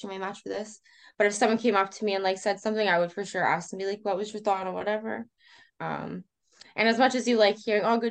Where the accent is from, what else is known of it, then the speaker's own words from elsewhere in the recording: Canada; another Canadian